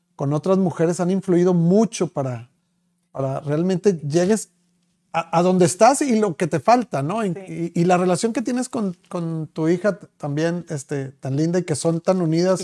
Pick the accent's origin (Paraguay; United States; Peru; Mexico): Mexico; Monterrey, Nuevo León; seguimos siendo los regios